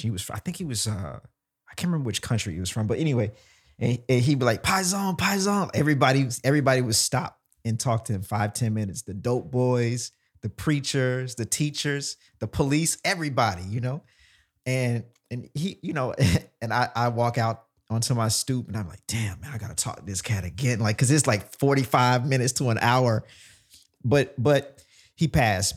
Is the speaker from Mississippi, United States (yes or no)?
yes; Mississippi, United States; also born or lived in Jackson; now in New York, United States; I'm from Mississippi